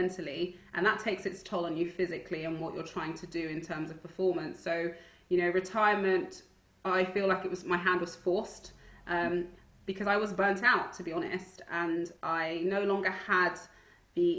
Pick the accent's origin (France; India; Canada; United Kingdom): United Kingdom; Stonebridge, London; where I grew up in Stonebridge